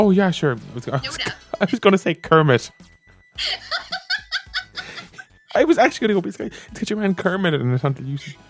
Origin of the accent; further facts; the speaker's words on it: Ireland; me and my friend were like, "Oh, Ireland."